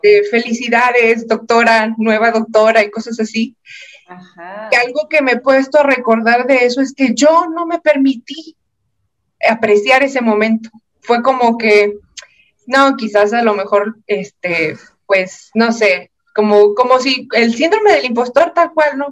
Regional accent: Monterrey, Nuevo León, Mexico; also born or lived in Morelia; yo soy de acá de Monterrey, estudié el posgrado en Morelia y me vine, estaba ya trabajando acá en Monterrey

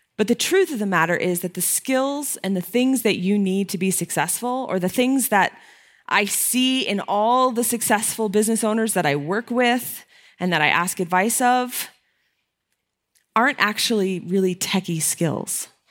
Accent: Connecticut, United States; I'm from Connecticut

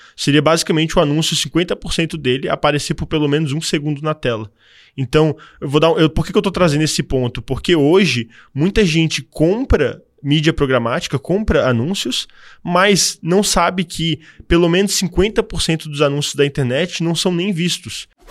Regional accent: Florianópolis, Santa Catarina, Brazil; also born or lived in Canada; eu sou natural de Floripa

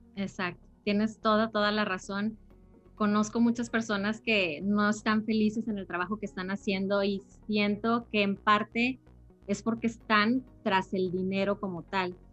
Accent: Monterrey, Nuevo León, Mexico; yo soy de Monterrey, soy de Monterrey, Nuevo León

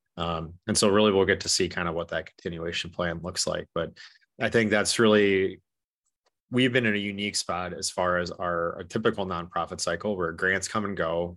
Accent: Corsica, South Dakota, United States; also born or lived in Minneapolis, Minnesota; I am originally from Corsica, South Dakota

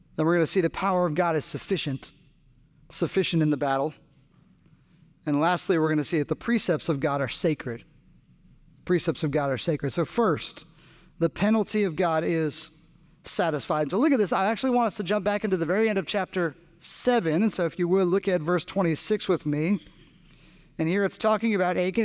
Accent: New Jersey, United States; now in Raleigh, United States; I grew up in New Jersey

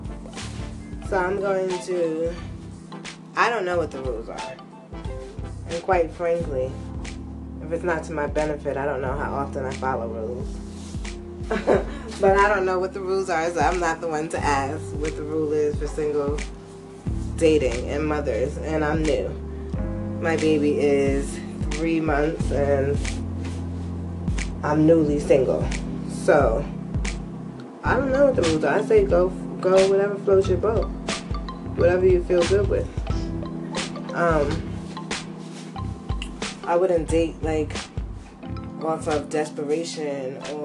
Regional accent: United States; My nationality is American.

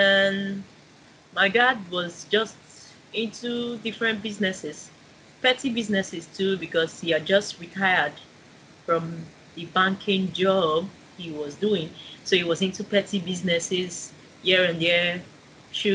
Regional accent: Lagos, Nigeria; also born or lived in Anambra State; growing up in Lagos

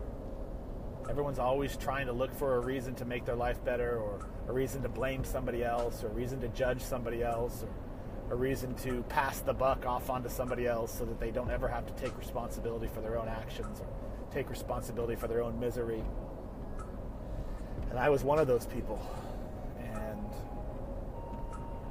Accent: Colorado, United States; also born or lived in California; now in Charlotte, United States; I was born in Colorado, lived in California most of my adult life, relocated to the South in 2006

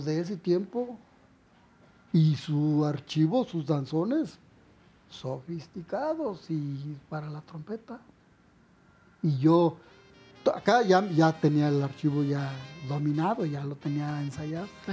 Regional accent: Guanajuato, Mexico; now in Mexico City, Mexico; me voy a mi pueblo

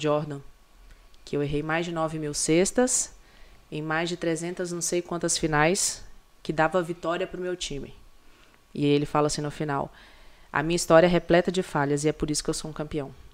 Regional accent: Brazil; eu sou brasileira

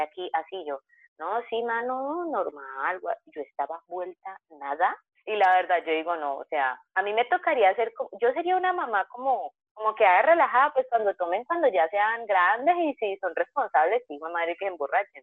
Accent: Cali, Valle del Cauca, Colombia; Yo como buena caleña, a mí me gusta bailar

